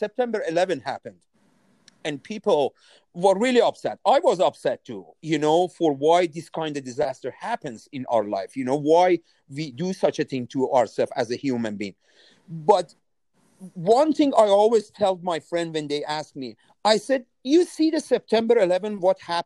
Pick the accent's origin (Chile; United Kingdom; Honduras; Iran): Iran; Tehran, Tehran Province; moved away as an adult; also born or lived in Japan; now in Nova Scotia, Canada; I was born in 1969, April 11, 1969 in Tehran City.